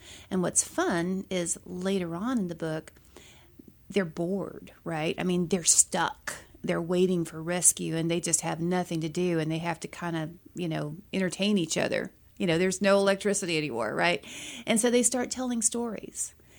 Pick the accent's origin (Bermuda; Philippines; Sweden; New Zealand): Philippines; I grew up in the Philippines, and my international characters, go figure, are from the Philippines.